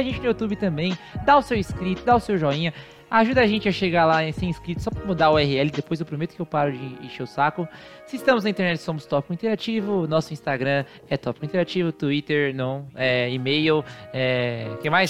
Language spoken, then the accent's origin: Portuguese; Brazil; somos brasileiros